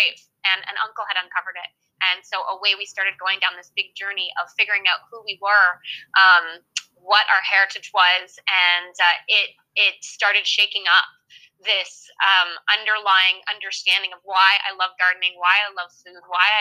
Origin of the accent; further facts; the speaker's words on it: Canada; moved away as an adult; also born or lived in France / Alberta; I'm Canadian